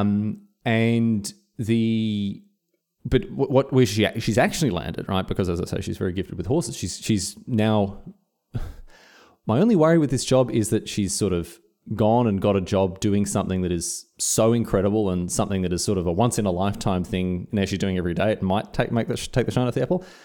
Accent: Victoria, Australia; moved away as an adult; also born or lived in Scotland; now in Queensland, Australia; I'm uprooting my life from my homestead of Victoria, moved to Queensland

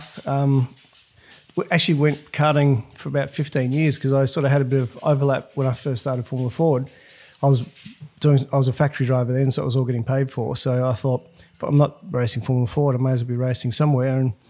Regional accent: Queensland, Australia; I'm a Queenslander

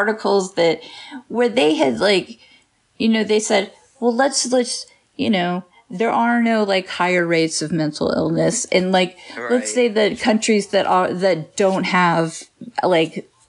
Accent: Texas, United States; we're all from Texas.

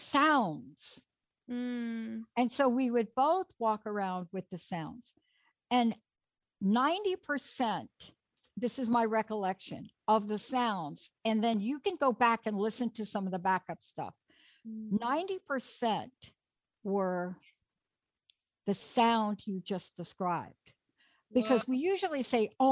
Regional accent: New York City, New York, United States; I grew up in New York on the in the Bronx.

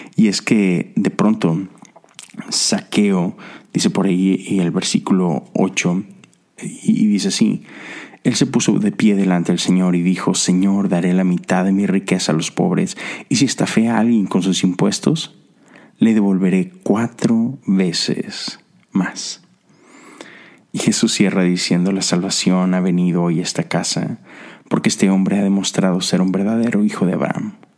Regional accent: Mexico; now in United States; Yo soy mexicano, pero vivo en Estados Unidos. Y volteo a mi país, a México

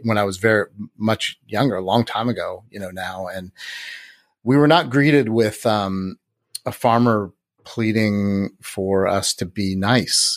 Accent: Santa Rosa, California, United States; I grew up in Santa Rosa

